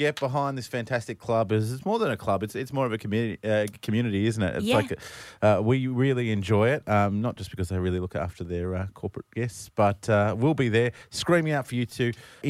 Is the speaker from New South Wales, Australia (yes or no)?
no; Brisbane, Queensland, Australia; obviously initially growing up in Brisbane